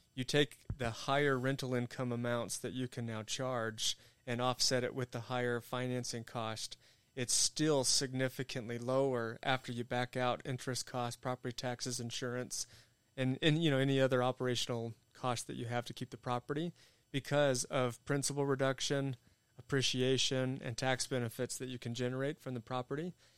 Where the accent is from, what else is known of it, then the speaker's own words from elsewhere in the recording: Amarillo, Texas, United States; moved away as an adult; I grew up in Amarillo